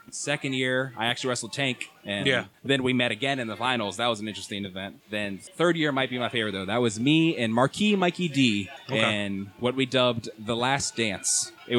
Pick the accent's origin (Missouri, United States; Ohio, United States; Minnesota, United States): Ohio, United States; Canal Fulton; I'm from Canal Fulton. That's my hometown.